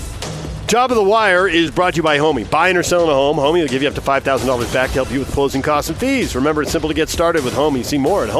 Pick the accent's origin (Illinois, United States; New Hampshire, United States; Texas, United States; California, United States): California, United States; San Diego; now in Utah, United States; I grew up in San Diego.